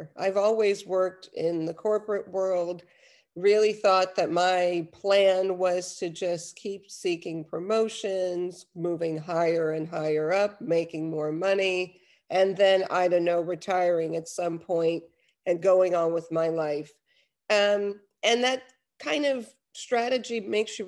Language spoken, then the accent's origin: English; New York, United States; moved away as an adult; also born or lived in Los Angeles, United States; now in Netherlands; I'm originally from New York. I lived in LA for quite some time. But I've been here in Europe and in the Netherlands for over 10 years.